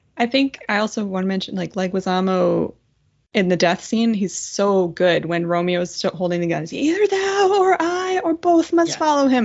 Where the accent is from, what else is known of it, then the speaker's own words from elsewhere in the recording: Ottawa, Ontario, Canada; my hometown girl